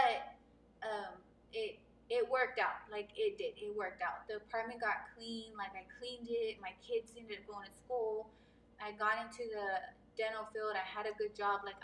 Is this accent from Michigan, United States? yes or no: no; Abilene, Texas, United States; moved away as an adult; now in San Antonio, United States; I'm from Abilene, Texas, born and raised. It's West Texas area, very small. So I've lived there my whole life.